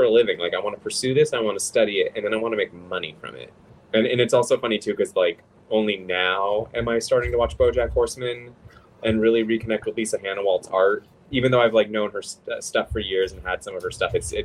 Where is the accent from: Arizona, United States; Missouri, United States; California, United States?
California, United States; Los Angeles; I'm from Los Angeles